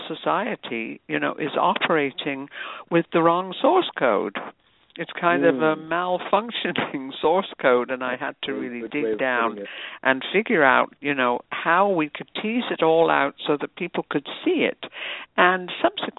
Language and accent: English; United Kingdom; moved away as an adult; also born or lived in New York City; now in United States; I was an immigrant from Britain, just a newly minted U.S. citizen